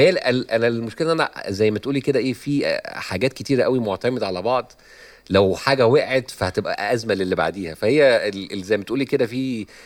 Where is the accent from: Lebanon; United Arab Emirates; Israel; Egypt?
Egypt; moved away as an adult; now in United States; انا بقالي آه، فتره لما طلعت من مصر آه، دخلت في الستاند اب كوميدي الامريكاني